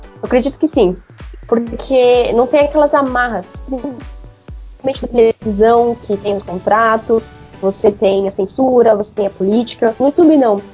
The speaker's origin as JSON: {"language": "Portuguese", "region": "São Paulo", "country": "Brazil", "said": "eu sou paulistana"}